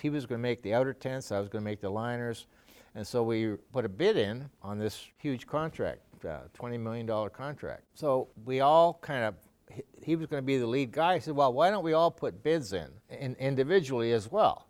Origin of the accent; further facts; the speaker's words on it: Canada; moved away as an adult; also born or lived in Sweden; now in Watertown, United States; I got Canadian citizenship. I grew up there, went to school there